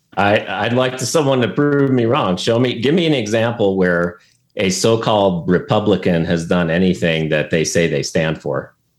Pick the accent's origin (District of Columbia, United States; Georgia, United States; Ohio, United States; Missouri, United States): Ohio, United States; now in Arizona, United States; Originally, I'm from Ohio